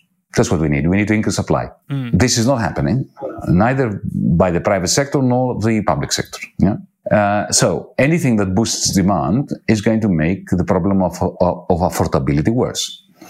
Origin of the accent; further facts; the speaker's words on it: Australia; we should be worried about as an Australian too, I have the right to say